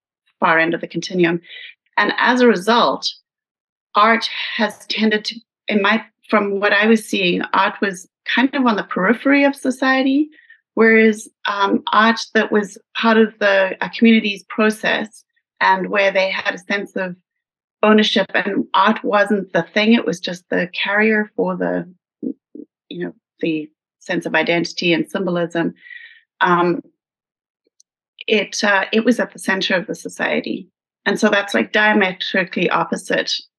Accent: South Africa; moved away; my growing up in South Africa

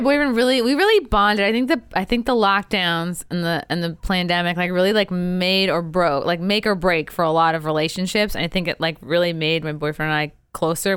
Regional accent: Rockville Centre, New York, United States; moved away; my grandmother lived in Oceanside. We lived in Rockville Center, very close. And it just, every summer, we were pool rats.

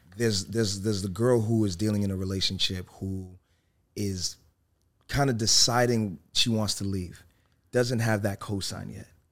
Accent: Worcester, Massachusetts, United States; I grew up in Worcester. And Worcester, Massachusetts

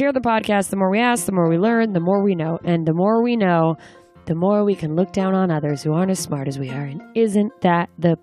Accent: Anchorage, Alaska, United States; moved away; my hometown, Anchorage

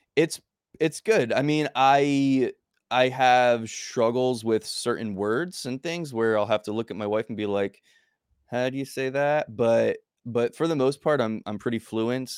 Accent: New Jersey, United States; moved away as an adult; also born or lived in New York / Mexico; now in Mobile, United States; I grew up in New Jersey

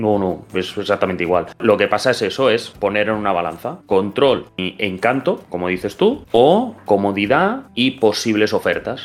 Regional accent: Catalonia, Spain; soy catalán

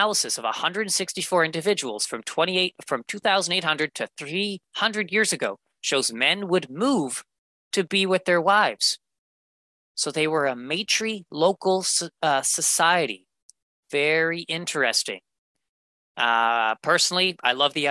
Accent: Canada; I am Canadian

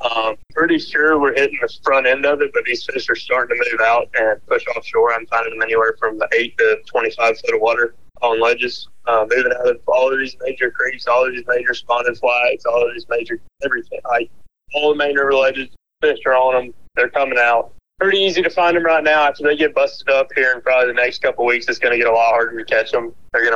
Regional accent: Dothan, Alabama, United States; I'm from Dothan, Alabama.

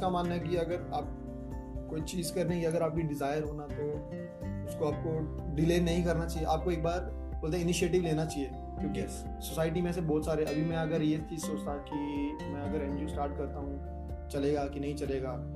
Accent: Jammu and Kashmir, India; जम्मू कश्मीर से बिलोंग करता हूँ

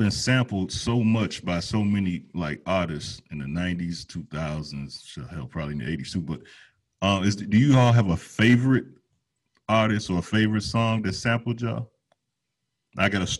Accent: Chicago, Illinois, United States; I'm from Chicago.

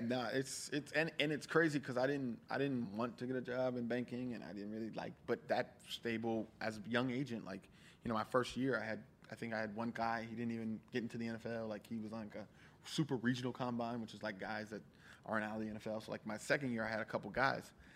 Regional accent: Columbia, Maryland, United States; also born or lived in White Plains, New York / Bahia; I grew up in Columbia, Laurel, Maryland area, right in between that DC, Maryland kind of thing

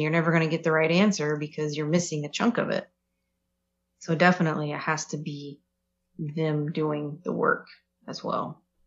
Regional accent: Kings Mountain, North Carolina, United States; moved away as an adult; now in Fairfield, United States; So I lived in North Carolina and the specifically what I'm referring to is when we lived in Kings Mountain.

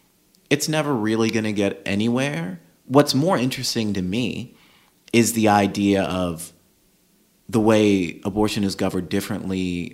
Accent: Georgia, United States; now in California, United States; we're from Georgia.

